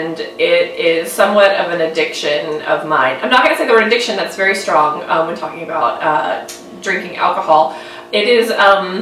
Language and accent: English; Mississippi, United States; I'm from Mississippi